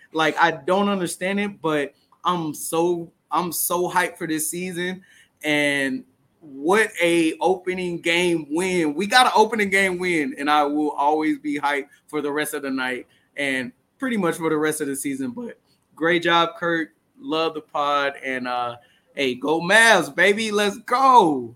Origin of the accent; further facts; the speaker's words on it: Dallas, Texas, United States; We're both from Dallas.